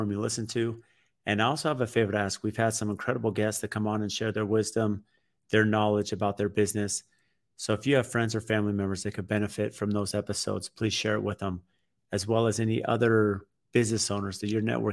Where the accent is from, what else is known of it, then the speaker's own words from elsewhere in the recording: San Diego, California, United States; now in Phoenix, United States; I grew up in San Diego